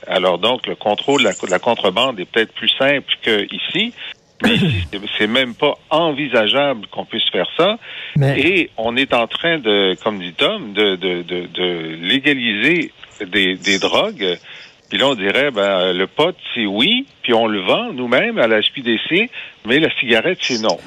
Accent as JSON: {"language": "French", "town": "Thetford Mines", "region": "Quebec", "country": "Canada", "said": "Je viens, de Thetford Mines"}